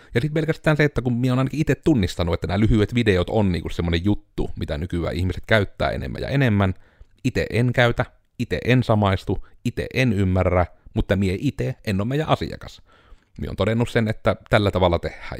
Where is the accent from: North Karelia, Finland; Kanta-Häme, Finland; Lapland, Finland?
North Karelia, Finland; Joensuu; kun me ollaan Joensuusta tai me ollaan Pohjois-Karjalasta